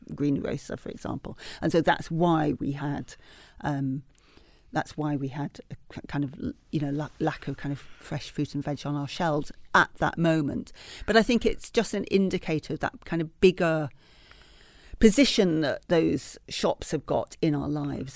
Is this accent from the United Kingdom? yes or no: yes; Leeds, Yorkshire and the Humber, United Kingdom; I grew up in Leeds in Yorkshire